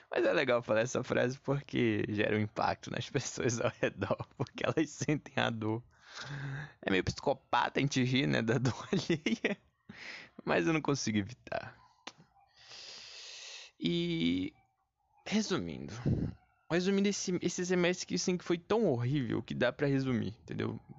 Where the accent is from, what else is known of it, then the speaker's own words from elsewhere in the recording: Pará, Brazil; now in Rio de Janeiro, Brazil; Quando eu vim do Pará pro Rio de Janeiro, Léo, eu tava pesando, cara, 140 quilos.